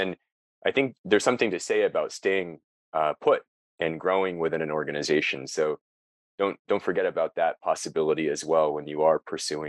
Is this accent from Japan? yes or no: yes; Japan; also born or lived in United States; I grew up in Japan for most of my childhood. So I had a connection to Japan already.